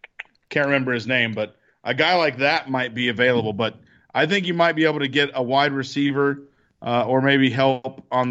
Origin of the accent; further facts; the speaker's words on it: Atlanta, Georgia, United States; since I'm from Atlanta.